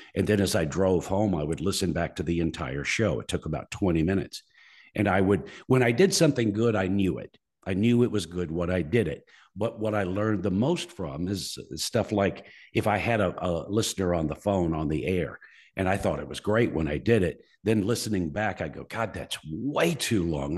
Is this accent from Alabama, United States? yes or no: yes; Muscle Shoals, Alabama, United States; My hometown, Muscle Shoals, Alabama